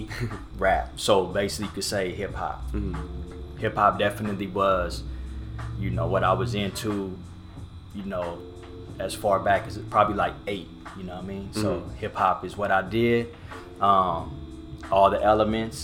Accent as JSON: {"language": "English", "town": "Orange", "region": "California", "country": "United States", "tie": "born or raised there", "said": "the neighborhood that I grew up in was in Orange. It's a barrio"}